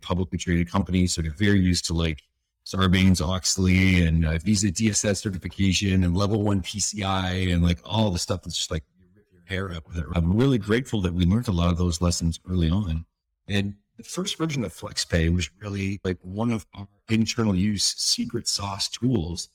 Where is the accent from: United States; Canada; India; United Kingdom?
Canada; East Coast of Canada; I was from the East Coast of Canada, very blue collar, working class sort of community.